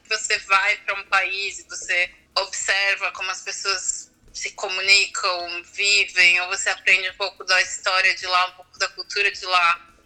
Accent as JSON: {"language": "Portuguese", "country": "Brazil", "moved": "yes", "said": "sou brasileira, sou preta"}